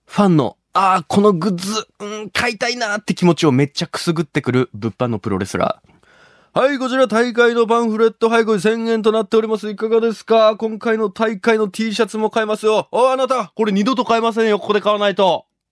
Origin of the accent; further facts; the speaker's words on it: Shimabara, Nagasaki, Japan; 出身が長崎の島原ってとこ